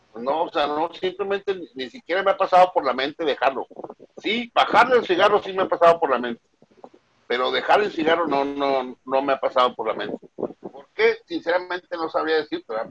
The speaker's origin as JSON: {"language": "Spanish", "country": "Mexico", "said": "somos mexicanos"}